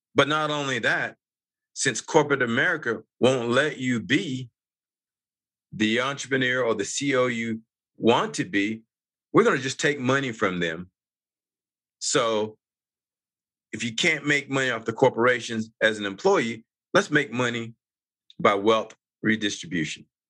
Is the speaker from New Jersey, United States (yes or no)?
no; North Carolina, United States; moved away as an adult; now in Utah, United States; I grew up on the East Coast. I'm actually from originally North Carolina